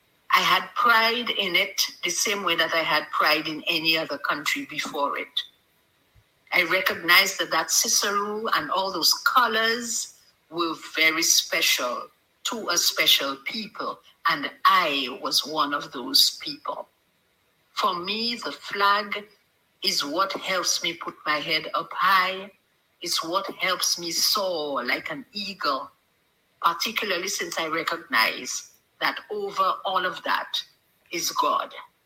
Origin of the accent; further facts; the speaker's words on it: Dominica; also born or lived in Curaçao; When I transferred to Dominica at age 9, I just replaced Curacao and put on Dominica.